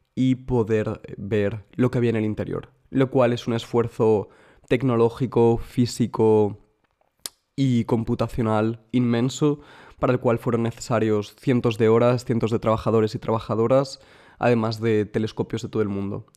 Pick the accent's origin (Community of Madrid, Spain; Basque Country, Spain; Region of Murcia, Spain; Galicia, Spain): Community of Madrid, Spain; Madrid; now in Munich, Germany; yo soy de Madrid, pero vivo en Múnich.